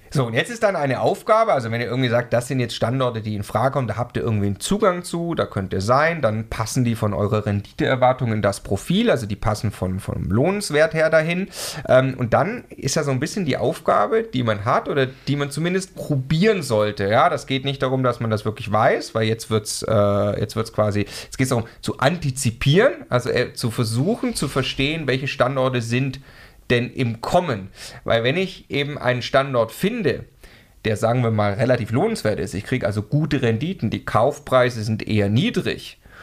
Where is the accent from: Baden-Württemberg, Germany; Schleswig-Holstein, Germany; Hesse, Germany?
Baden-Württemberg, Germany; Stuttgart; now in Munich, Germany; Ich komme ursprünglich aus Stuttgart